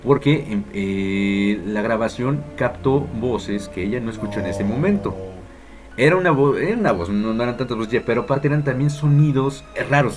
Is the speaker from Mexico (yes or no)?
yes; Mexico; por mexicano